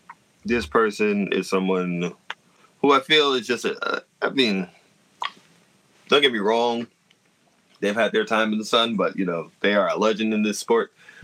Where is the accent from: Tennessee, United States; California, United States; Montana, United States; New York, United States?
New York, United States; As a New Yorker.